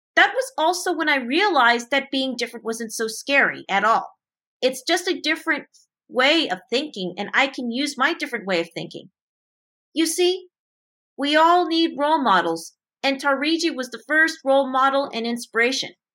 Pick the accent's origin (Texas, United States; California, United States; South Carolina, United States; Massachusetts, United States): California, United States; Montrose; my hometown in Montrose, California